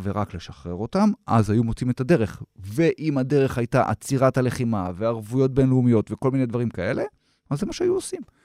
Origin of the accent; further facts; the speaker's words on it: Israel; אני אזרח ישראלי